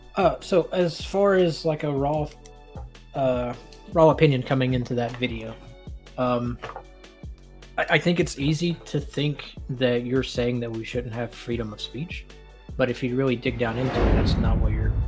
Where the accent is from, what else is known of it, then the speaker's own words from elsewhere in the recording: Northeast Alabama, United States; moved away as an adult; also born or lived in San Diego, California; I'm just a white boy from Northeast Alabama